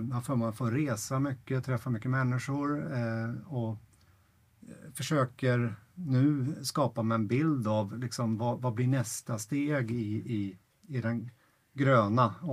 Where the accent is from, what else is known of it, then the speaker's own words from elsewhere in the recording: Ytterjärna, Stockholm County, Sweden; born there; also born or lived in Norrland / Örebro; Jag jag är född här i Ytterjärna faktiskt. Ehm, eh, mina föräldrar bodde här en gång i tiden, eller vi bodde här en gång i tiden. Sen, sen flyttade vi upp eh, till Norrland och, och, så småningom till Örebro